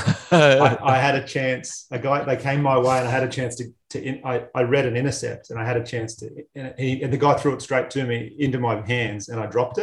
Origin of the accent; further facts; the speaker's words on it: Batemans Bay, New South Wales, Australia; I grew up in Batemans Bay on the South Coast, and real rugby league heartland.